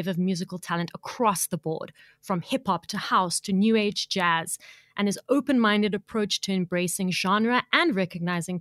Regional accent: South Africa; I was born here and I feel more of a connection with South Africa than I do with anywhere else.

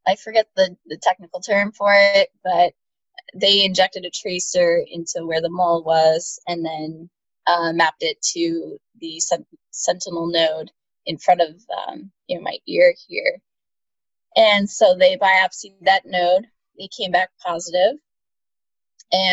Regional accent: New York, United States; also born or lived in Boston; I'm from New York State, about an hour north of the city.

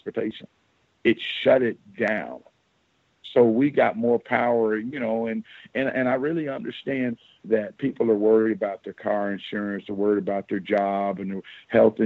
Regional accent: the South, United States; moved away; I come from the South

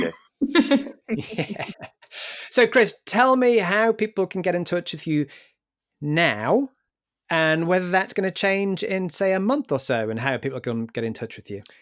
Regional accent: Newcastle upon Tyne, North East England, United Kingdom; my hometown in Newcastle

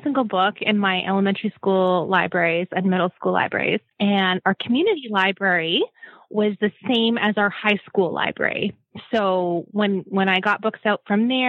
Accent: La Crete, Alberta, Canada; growing up in Lacrete

